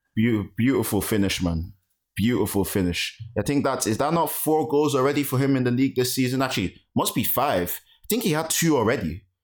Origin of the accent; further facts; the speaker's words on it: Nigeria; as a Nigerian